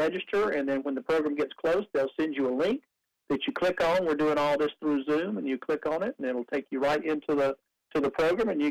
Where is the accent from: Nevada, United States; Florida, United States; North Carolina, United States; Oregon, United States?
North Carolina, United States; Wilmington; I grew up in Wilmington